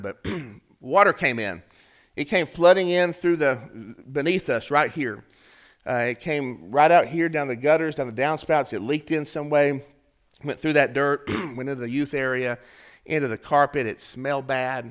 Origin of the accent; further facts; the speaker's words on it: Chattanooga, Tennessee, United States; we're from Chattanooga